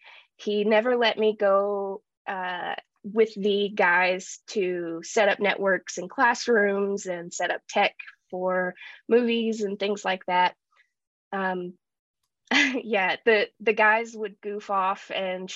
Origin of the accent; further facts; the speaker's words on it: Appalachian Mountains, United States; growing up in the Appalachian Mountains